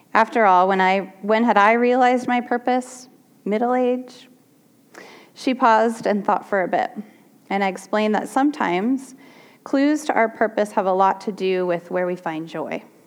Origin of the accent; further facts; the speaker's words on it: Portland, United States; I grew up in Portland